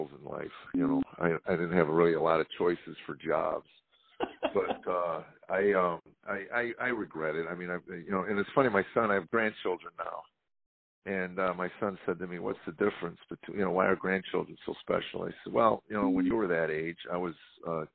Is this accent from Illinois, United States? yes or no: yes; Chicago, Illinois, United States; now in Tennessee, United States; I was born and raised in Chicago, but I've been here 22 years